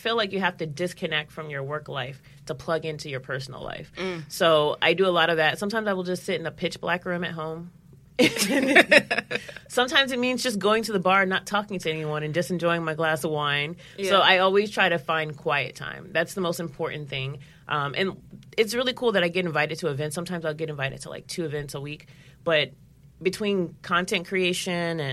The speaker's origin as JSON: {"language": "English", "town": "St. Louis", "region": "Missouri", "country": "United States", "moved": "yes", "lives_now": "New York, United States", "said": "I'm from St. Louis"}